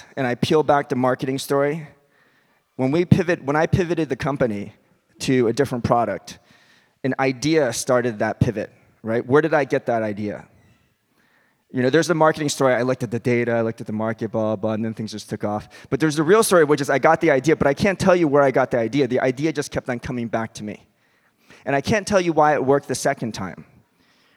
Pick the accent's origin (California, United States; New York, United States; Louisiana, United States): New York, United States; Westchester County; also born or lived in North Carolina; I grew up in Westchester County.